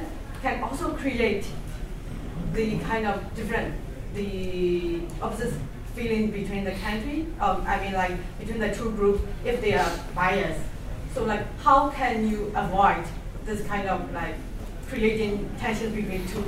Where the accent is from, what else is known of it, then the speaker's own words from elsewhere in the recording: Myanmar; I'm from Myanmar